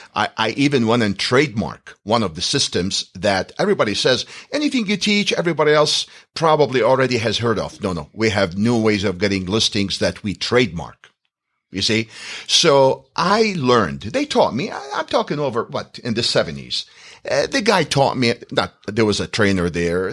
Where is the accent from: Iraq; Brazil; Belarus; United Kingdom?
Iraq; moved away as an adult; now in United States; I'm from the Middle East. I'm from Iraq. We're Chaldeans